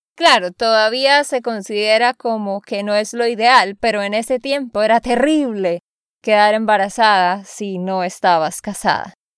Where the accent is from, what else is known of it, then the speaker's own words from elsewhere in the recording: Santander, Colombia; de Santander, Colombia